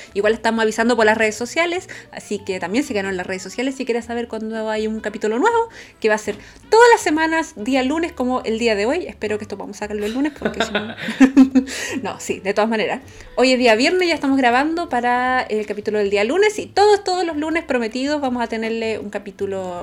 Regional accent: Chile; now in Hamburg, Germany; yo también soy chilena, más chilena que los porotos, pero vivo ahora en Hamburgo

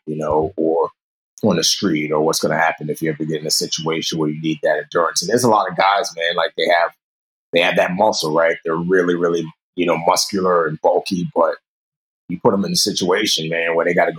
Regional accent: New York City, New York, United States; also born or lived in Nigeria; My mother moved us to the States, grew up in New York City in the Bronx

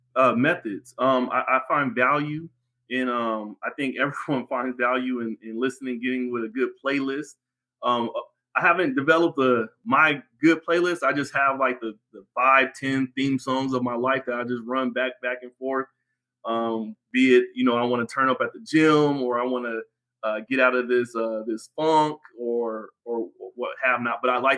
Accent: West Coast, United States; Again, I'm from the West Coast, so …, … is a must.

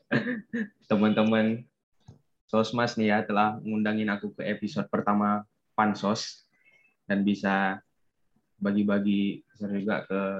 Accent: Aceh, Indonesia; kenalin aku dari Aceh emang.

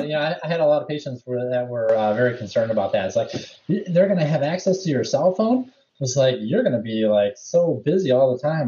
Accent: Rochester, Michigan, United States; I grew up in Rochester, so went to the high school, Adams High School there.

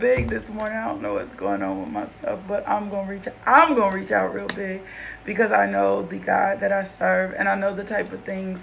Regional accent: Little Rock, Arkansas, United States; also born or lived in Los Angeles, California; I am from Little Rock, Arkansas.

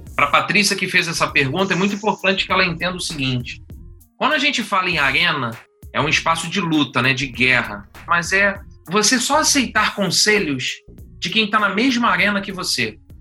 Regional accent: Niterói, Rio de Janeiro, Brazil; accent: carioca; Eu sou de Niterói

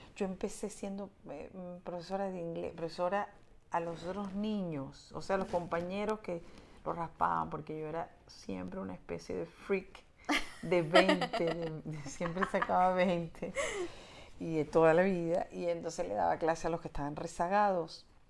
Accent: Venezuela; yo nazco en la, la, democracia de Venezuela y yo, mm, pues soy venezolana

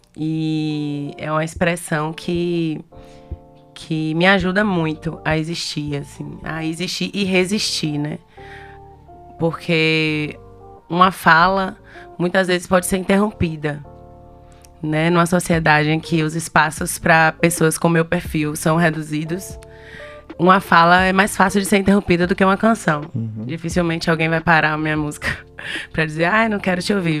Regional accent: Ilhéus, Bahia, Brazil; eu sou de Ilhéus

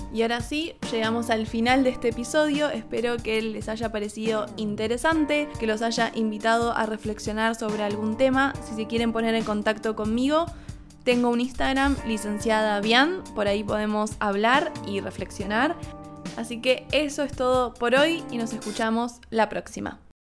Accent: Argentina; moved away as an adult; no estuve viviendo en Argentina, que es mi país natal

